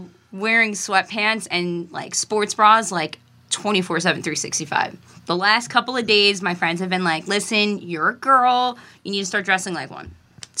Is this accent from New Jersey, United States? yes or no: yes; New Jersey, United States; also born or lived in Brooklyn, New York; I was born in Brooklyn, okay. And I moved out to Jersey when I was in third grade.